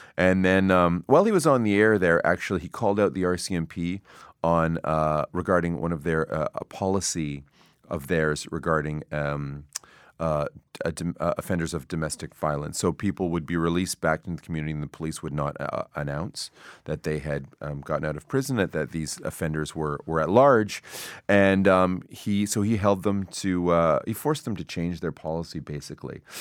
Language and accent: English; Toronto, Ontario, Canada; also born or lived in Yellowknife; I was from Toronto